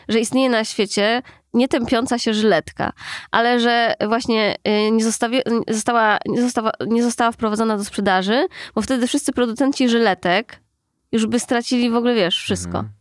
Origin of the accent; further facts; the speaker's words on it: Warsaw, Masovian Voivodeship, Poland; also born or lived in Austria; w podstawówce u nas w Aninie